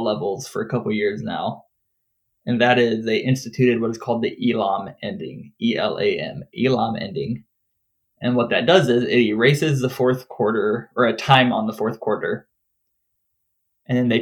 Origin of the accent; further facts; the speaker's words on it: Peoria, Illinois, United States; moved away; I grew up around Peoria, and so a lot of like the media and stuff that I follow is still Peoria area